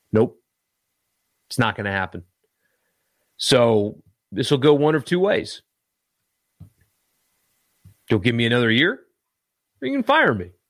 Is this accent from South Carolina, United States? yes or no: yes; Greenville, South Carolina, United States; I am from South Carolina, uh, Greenville, upstate, uh, upstate South Carolina, Greenville.